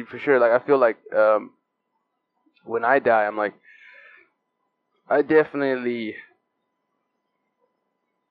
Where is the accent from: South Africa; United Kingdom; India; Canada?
South Africa; now in California, United States; As a South African